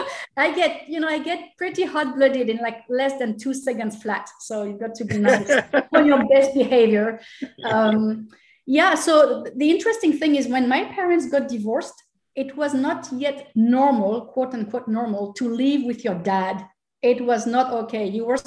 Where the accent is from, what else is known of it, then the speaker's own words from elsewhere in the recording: Angers, Pays de la Loire, France; born there; No, I was born in Angers, which is northwest of France, for a very funny reason.